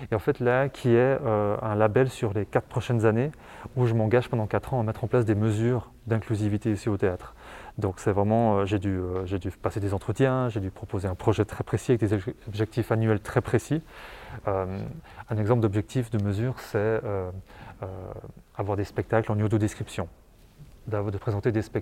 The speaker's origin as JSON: {"language": "French", "town": "Martigny", "region": "Valais", "country": "Switzerland"}